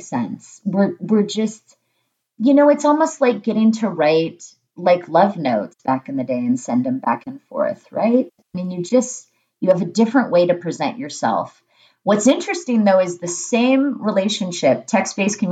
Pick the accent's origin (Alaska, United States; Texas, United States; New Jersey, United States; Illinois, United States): Alaska, United States; And I grew up in Alaska out in the middle of nowhere